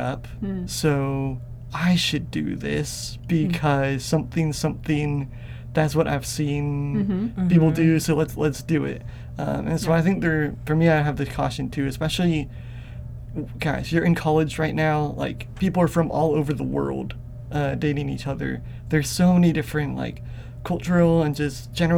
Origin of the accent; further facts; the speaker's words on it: Atlanta, Georgia, United States; I come from Bible Belt Southern culture. I was born in Atlanta, Georgia